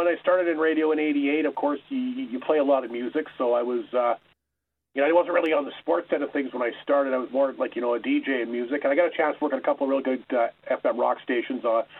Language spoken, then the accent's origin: English; Flin Flon, Manitoba, Canada; I remember growing up in Flin Flon here watching Hockey Night in Canada religiously every single Saturday